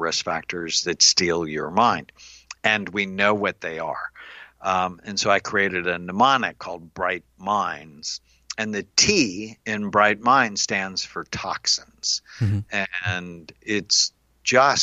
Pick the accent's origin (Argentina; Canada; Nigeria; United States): United States; Los Angeles, California; now in Newport Beach, United States; I grew up in LA in the San Fernando Valley.